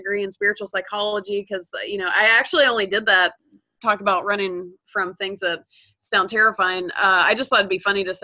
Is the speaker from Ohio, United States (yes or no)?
no; Georgia, United States; moved away as an adult; also born or lived in California; I grew up in Georgia, so I was a Southerner.